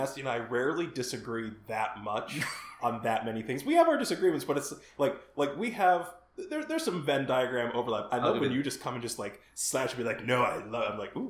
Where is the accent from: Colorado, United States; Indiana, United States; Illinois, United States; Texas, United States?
Illinois, United States; Chicago; I'm from Chicago